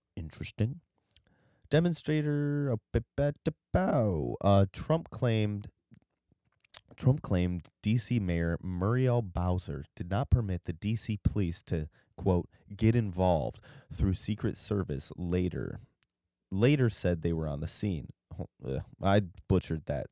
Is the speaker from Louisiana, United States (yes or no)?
no; Michigan's Upper Peninsula, United States; where I'm from